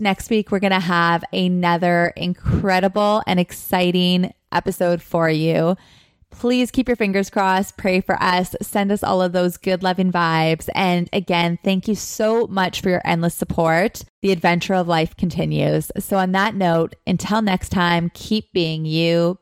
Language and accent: English; Thunder Bay, Ontario, Canada; moved away as an adult; also born or lived in Los Angeles; I am currently coming to you live from my hometown, my home, Thunder Bay, Ontario